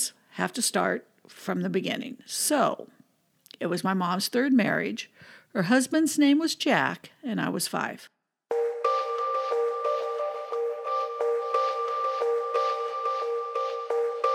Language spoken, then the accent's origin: English; Southern California, United States; also born or lived in Cincinnati; I was born and raised here in Southern California, but in 95, I moved to Cincinnati